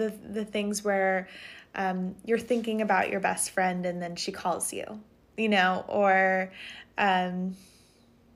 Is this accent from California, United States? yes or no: yes; Montecito, California, United States; moved away as an adult; now in Maine, United States; And Montecito is a town in Santa Barbara County. And I went to middle school in that town and grew up right next to it.